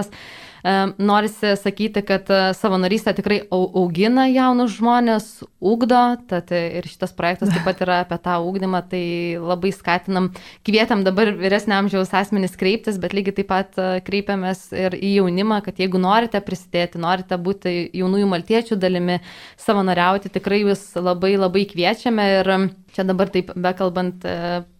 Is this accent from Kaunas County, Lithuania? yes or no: no; Rokiškis, Panevėžys County, Lithuania; moved away as an adult; now in Vilnius, Lithuania; Pradėjau savanorystę gimtajame krašte Rokiškyje.